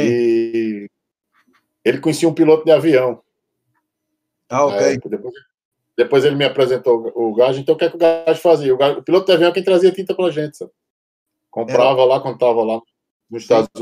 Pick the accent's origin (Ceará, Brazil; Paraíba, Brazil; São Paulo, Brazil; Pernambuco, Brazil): Paraíba, Brazil; João Pessoa; now in Portugal; Eu fui, eu fui pioneiro num bocado de coisa lá na minha cidade